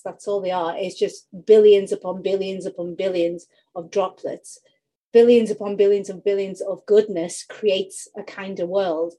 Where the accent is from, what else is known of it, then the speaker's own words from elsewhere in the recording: United Kingdom; accent: UK; you can tell from my accent, I'm in the UK